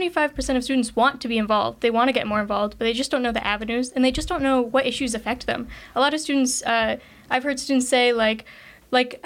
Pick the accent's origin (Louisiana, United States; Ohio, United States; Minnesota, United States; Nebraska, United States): Ohio, United States; Cleveland Heights; I grew up in Cleveland Heights